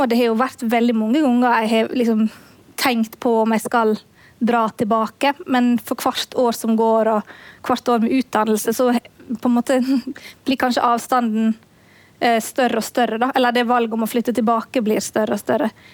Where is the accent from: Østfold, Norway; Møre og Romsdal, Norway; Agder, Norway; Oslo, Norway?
Møre og Romsdal, Norway; også i Møre og Romsdal, der jeg kommer fra